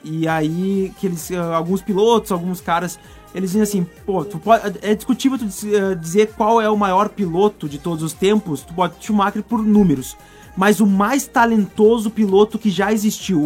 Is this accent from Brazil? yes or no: yes; Brazil; Eu sou brasileiro